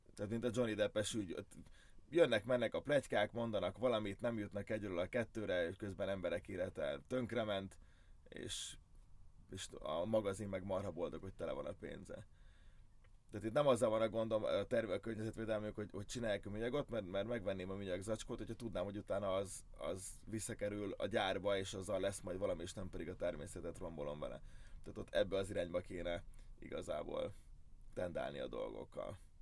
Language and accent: Hungarian; Hungary; első magyarként